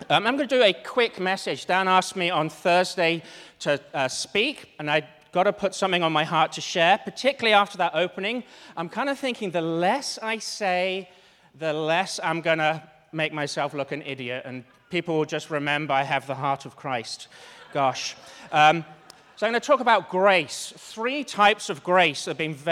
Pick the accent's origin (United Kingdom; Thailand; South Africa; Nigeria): United Kingdom; Cambridge, East of England; moved away; I'm from Cambridge, which is the east of England